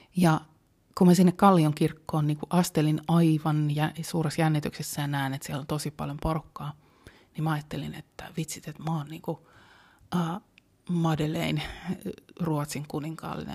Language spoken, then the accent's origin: Finnish; Helsinki, Uusimaa, Finland; Mä oon helsinkiläinen